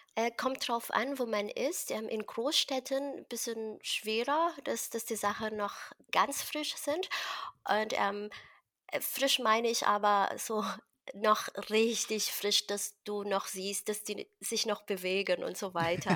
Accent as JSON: {"language": "German", "country": "Philippines", "tie": "born or raised there", "moved": "yes", "lives_now": "Berlin, Germany", "said": "ich bin in einem Dorf äh, aufgewachsen auf den Philippinen und ich mm. bin mhm. quasi ein Dorfmädchen"}